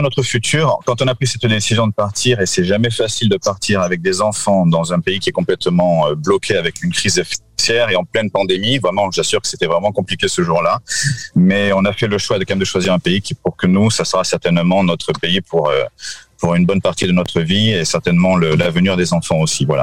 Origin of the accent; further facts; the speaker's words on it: France; also born or lived in Lebanon; now in Portugal; nous sommes français avec les enfants